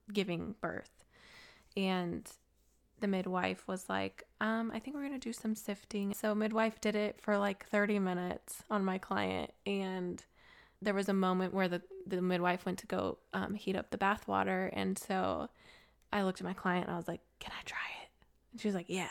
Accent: Colorado, United States; also born or lived in Gilbert, Arizona; now in Nashville, United States; I grew up in the city

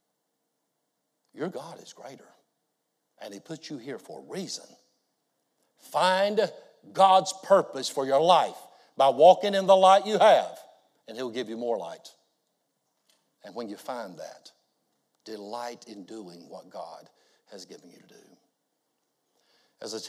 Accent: United States; I'm a pastor from the States.

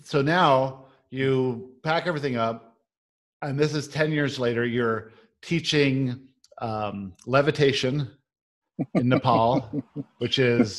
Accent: San Diego, California, United States; When I was growing up in San Diego in La Jolla

